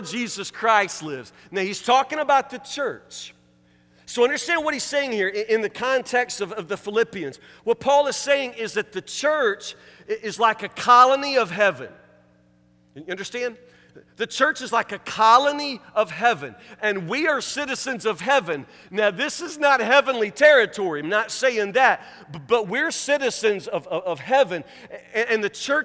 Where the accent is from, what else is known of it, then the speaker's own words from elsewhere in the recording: Woodburn, United States; I'm from Woodburn, from Matlock